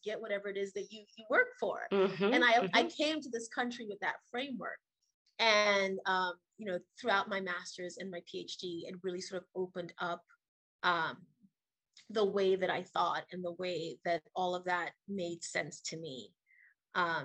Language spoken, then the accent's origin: English; Trinidad & Tobago; moved away as an adult; now in United States; I was born and raised in Trinidad and Tobago, which is a twin island nation off the coast of South America